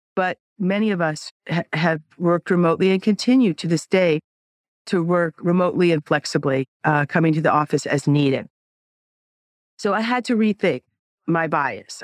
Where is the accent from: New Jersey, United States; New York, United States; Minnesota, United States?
New York, United States; I'm a New Yorker.